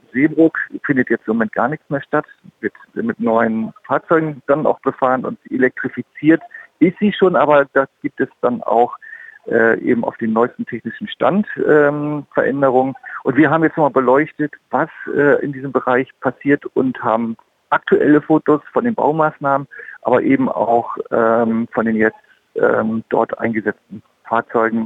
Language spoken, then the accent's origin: German; Northern Germany, Germany; Ich bin Norddeutscher